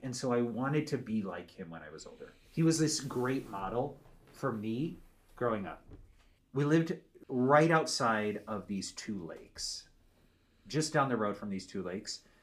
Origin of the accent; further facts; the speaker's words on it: Becker, Minnesota, United States; I grew up in Minnesota